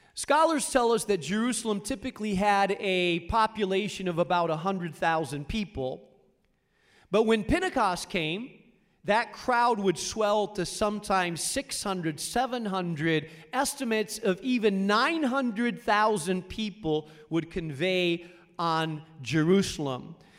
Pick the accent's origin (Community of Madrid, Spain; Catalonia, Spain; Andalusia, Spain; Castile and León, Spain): Castile and León, Spain; Rubena; moved away; I grew up in Spain, in a small town in northern Spain called Rubena.